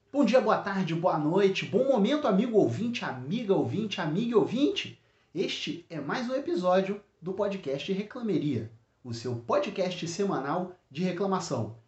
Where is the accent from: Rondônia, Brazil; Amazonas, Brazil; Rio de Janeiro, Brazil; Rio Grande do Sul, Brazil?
Rio de Janeiro, Brazil; Eu aqui como carioca chamo de canjica